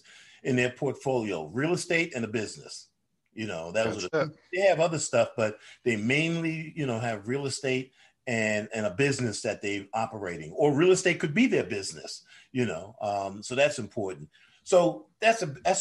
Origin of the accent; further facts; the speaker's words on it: New York, United States; now in Atlanta, United States; I'm from New York